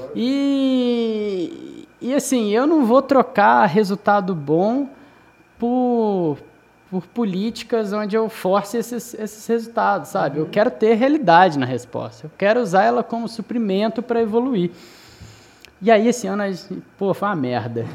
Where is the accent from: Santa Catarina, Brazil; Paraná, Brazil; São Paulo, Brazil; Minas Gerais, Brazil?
Minas Gerais, Brazil; Juiz de Fora; Eu sou mineiro